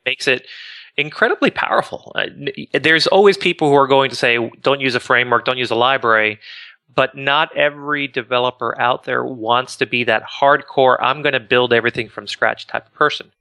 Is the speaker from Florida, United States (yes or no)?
yes; Miami, Florida, United States; also born or lived in Boca Raton, Florida; I grew up in Miami